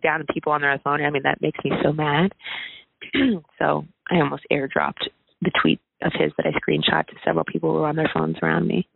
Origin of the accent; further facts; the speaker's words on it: Oakwood, Ohio, United States; moved away; I grew up in Oakwood